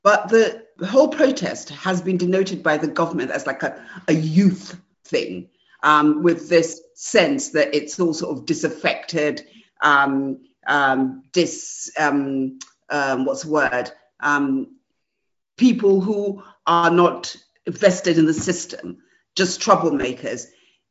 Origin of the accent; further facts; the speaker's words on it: Nigeria; I'm a Nigerian